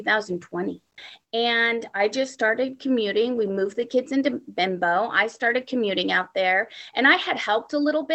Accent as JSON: {"language": "English", "area": "Humboldt County", "region": "California", "country": "United States", "tie": "born or raised there", "said": "I was born in Humboldt County."}